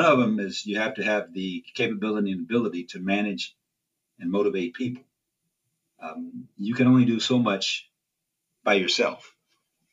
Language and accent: English; Gary, Indiana, United States; also born or lived in Atlanta, Georgia / Lithonia, Georgia; Grew up in the church in Gary, Indiana, New Revelation. Graduated from Westside High School